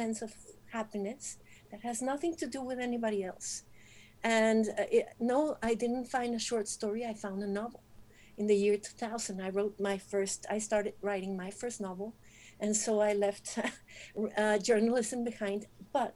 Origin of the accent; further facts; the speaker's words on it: Monterrey, Nuevo León, Mexico; I am from Monterrey